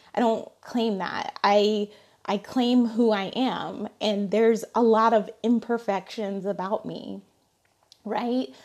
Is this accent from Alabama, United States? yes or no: yes; Alabama, United States; I'm from, I'm from Alabama